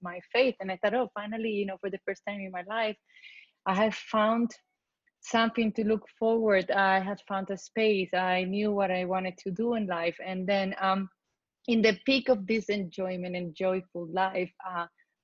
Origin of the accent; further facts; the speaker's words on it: Colombia; moved away as an adult; now in United States; I was born in Colombia, South America, and I've been in the U.S. for the past 25 years